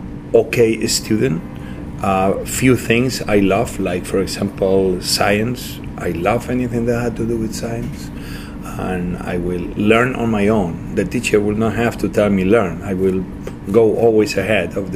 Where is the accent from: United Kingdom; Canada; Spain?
Spain; Santa Coloma de Cervelló, Catalonia; born or raised there; English is a second language; moved away; also born or lived in Asturias, Spain